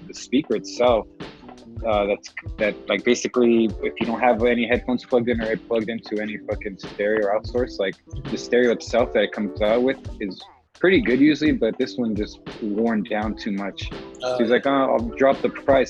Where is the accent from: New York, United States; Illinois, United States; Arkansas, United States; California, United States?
California, United States; Alhambra; also born or lived in La Puente; I grew up in Alhambra, like as a teenager